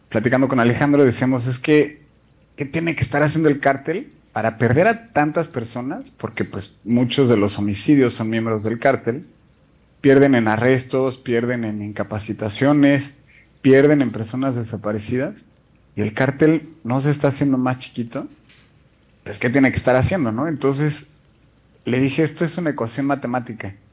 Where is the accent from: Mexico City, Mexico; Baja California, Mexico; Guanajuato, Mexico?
Mexico City, Mexico; moved away as an adult; now in Vienna, Austria; yo soy de la Ciudad de México y trabajé como por cinco años en la policía de la Ciudad de México.